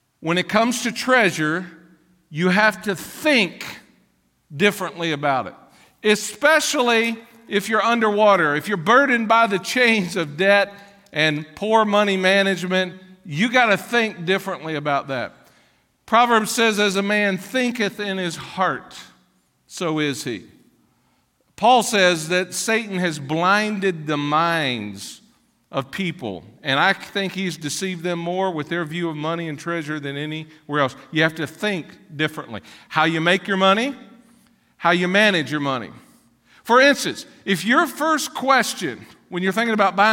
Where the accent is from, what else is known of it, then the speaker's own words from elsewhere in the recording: Ashland, Kentucky, United States; also born or lived in Catlettsburg, Kentucky; I was born in Ashland, Kentucky